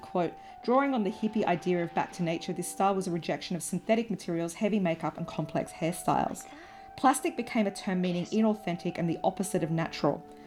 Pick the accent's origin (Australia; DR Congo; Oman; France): Australia; accent: broad Australian; my broad Australian accent